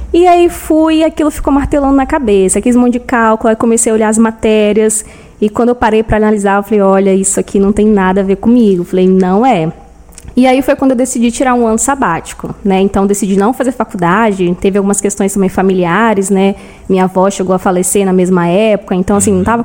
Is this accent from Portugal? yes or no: no; São Gabriel da Palha, Espírito Santo, Brazil; sou original de São Gabriel da Palha, né? Nasci aqui mesmo. E sempre estudei aqui também